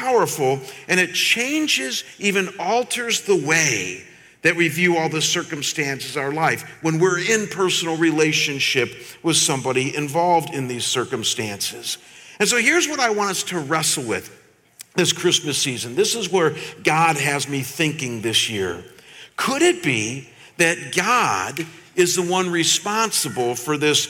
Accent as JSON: {"language": "English", "town": "Chagrin Falls", "region": "Ohio", "country": "United States", "tie": "born or raised there", "said": "I grew up in a small town outside of Cleveland, Ohio, called Chagrin Falls"}